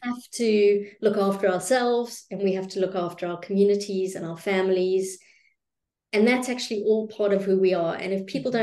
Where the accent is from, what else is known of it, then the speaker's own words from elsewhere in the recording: South Africa; I am South African by birth